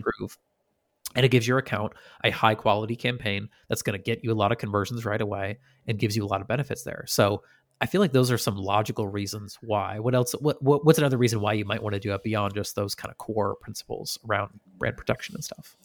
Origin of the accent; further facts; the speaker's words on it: Shelburne Falls, Massachusetts, United States; We didn't often have snow growing up in West Massachusetts